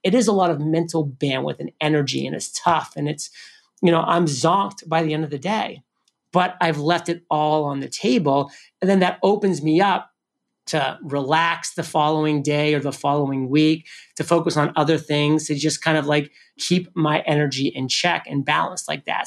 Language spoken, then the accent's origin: English; New England, United States; I'm from New England